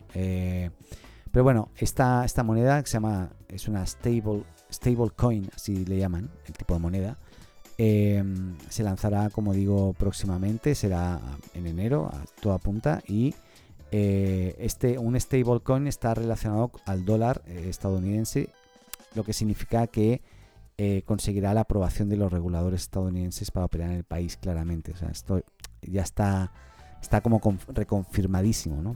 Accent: Barcelona, Catalonia, Spain; moved away as an adult; now in Chile; soy español de Barcelona, catalán, hace 15 años en Chile

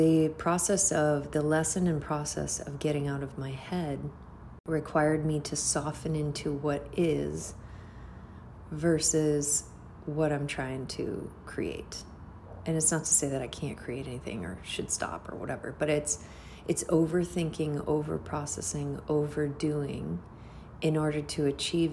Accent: United States; I'm American. I was born and raised in America.

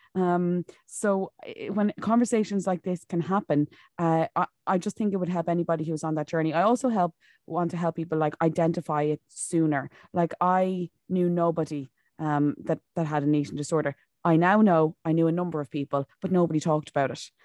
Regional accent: County Wicklow, Ireland; now in Monaghan, Ireland; originally I'm from Wicklow, but I'm living up in Monaghan at the moment.

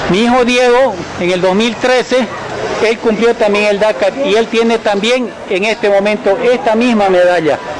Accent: Bolivia; somos los únicos bolivianos que después de tres años hemos representado a Bolivia y lo que es más digno es que esta bandera boliviana la hemos puesto al principio y al final

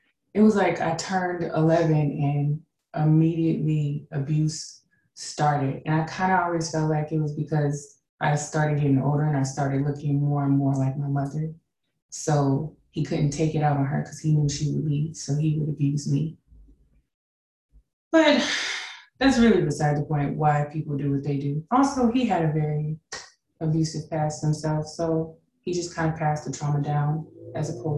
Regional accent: Tucson, Arizona, United States; moved away as an adult; also born or lived in California / Kansas City, Missouri; now in San Antonio, United States; I lived there until I was about 10 or 11. And then my parents moved us to Tucson, Arizona.

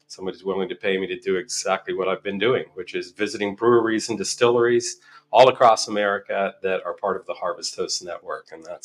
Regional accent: Albuquerque, New Mexico, United States; We're from Albuquerque, New Mexico, and we sold the house, and we sold all of our possessions.

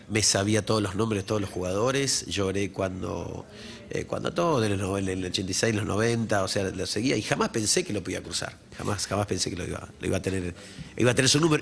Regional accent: Puerto Iguazú, Misiones, Argentina; moved away; Yo la nací en Puerto Iguazú

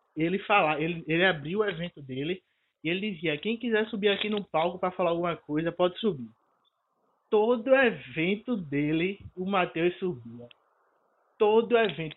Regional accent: Recife, Pernambuco, Brazil; eu sou de Recife

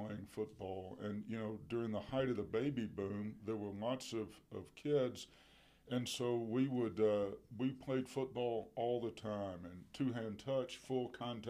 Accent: Vicksburg, Mississippi, United States; I grew up in Vicksburg, Mississippi, and was born and raised there

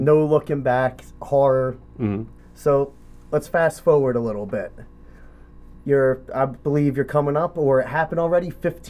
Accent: Waretown, New Jersey, United States; I grew up in Weartown

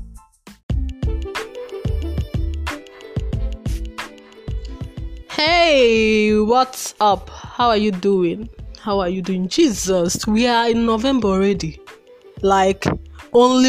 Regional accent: Nigeria; as a Nigerian undergraduate

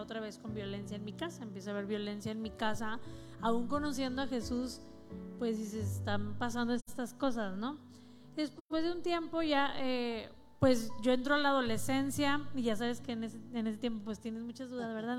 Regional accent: Ciudad Victoria, Tamaulipas, Mexico; moved away as an adult; now in Monterrey, Mexico; A los 18 años me fui, me vine a Monterrey porque soy, de Ciudad Victoria

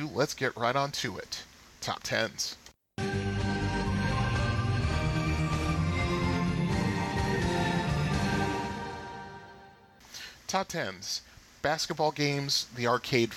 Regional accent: Bridgeport, United States; my hometown Bridgeport

